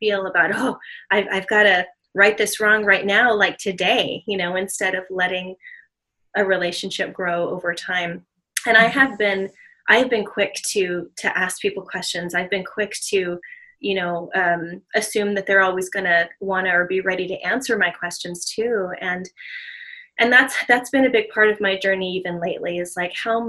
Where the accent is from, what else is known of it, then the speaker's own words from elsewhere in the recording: Southern California, United States; now in Hawaii, United States; growing up in Southern California, I grew up in a mostly Hispanic community.